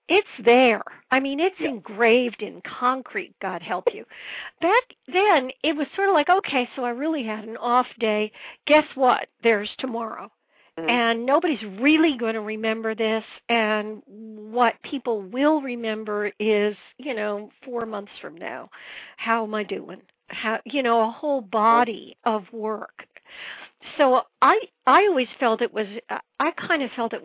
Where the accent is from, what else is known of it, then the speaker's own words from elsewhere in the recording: Woodbridge, Connecticut, United States; moved away as an adult; also born or lived in New York; I was born in Woodbridge, Connecticut, which is outside New Haven.